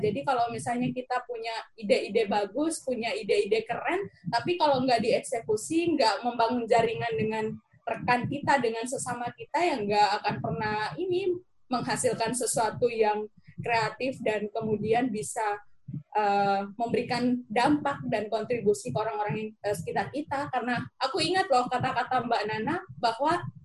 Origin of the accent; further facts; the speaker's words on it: West Sumba, East Nusa Tenggara, Indonesia; moved away as an adult; also born or lived in Kupang; now in Yogyakarta, Indonesia; saya asalnya dari Sumba Barat, N T T